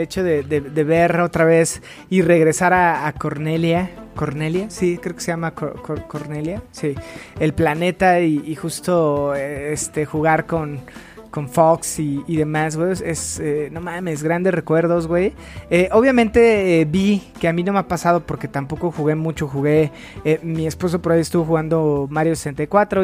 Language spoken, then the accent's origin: Spanish; Mexico; nosotros como mexicanos